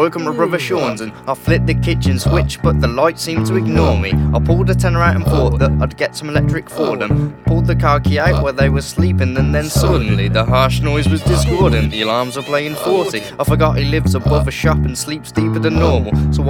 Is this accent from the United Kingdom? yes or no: yes; Birmingham, West Midlands, United Kingdom; also born or lived in Tamworth; I'm originally from Birmingham, Northfield. I've lived many years in Tamworth.